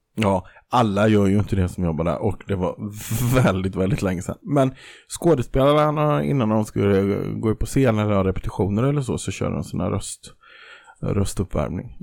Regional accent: Kaxholmen, Jönköping County, Sweden; sen har jag också i min barndom stulit på ICA i Kaxholmen

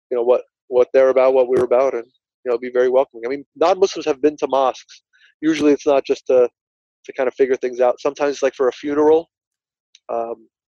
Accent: New Jersey, United States; It's, it's, I'm from Union County. I still live. I'm not in Linden anymore

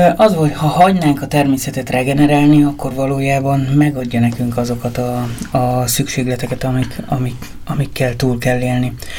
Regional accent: Ózd, Borsod-Abaúj-Zemplén, Hungary; moved away as an adult; also born or lived in Budapest; én Ózról származom

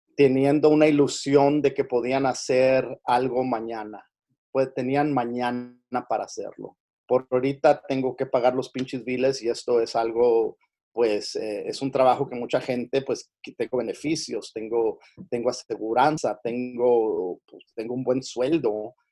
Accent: Los Angeles, California, United States; donde yo me crié aquí en, en, en Los Ángeles, en, una, una, parte de Los Ángeles que se llama, como te digo, Wilmington, California

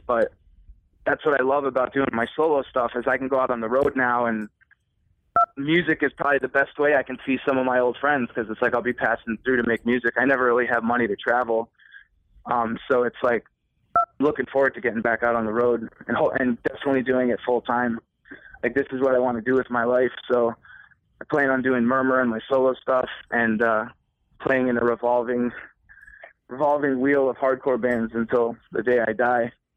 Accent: Connecticut, United States; We're from Connecticut.

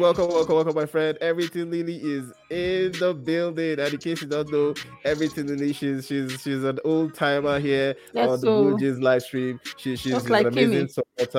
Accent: Calgary, Alberta, Canada; from Calgary, Canada.

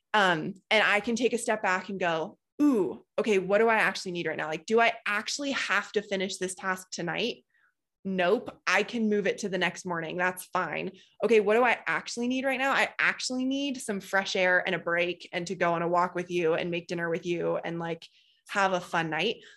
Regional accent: Boulder, Colorado, United States; I grew up in Boulder.

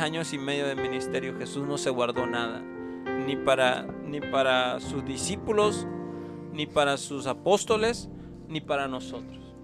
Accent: Veracruz, Mexico; now in Tucson, United States; yo soy de Veracruz

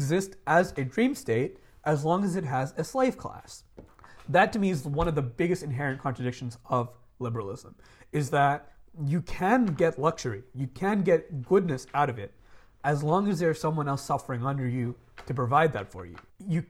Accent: Dubai, United Arab Emirates; Because I grew up living in Dubai, which is the anarcho-capitalist dream state.

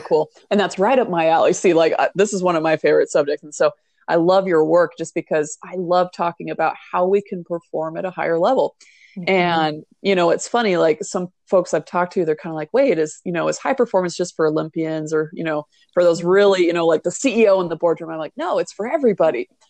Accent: Hawaii, United States; I come from Hawaii

